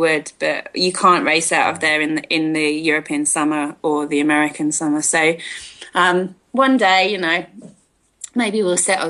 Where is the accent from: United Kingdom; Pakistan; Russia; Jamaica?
United Kingdom; moved away as an adult; now in South Africa; I was born in near London, and I was brought up there, I carry a British flag with me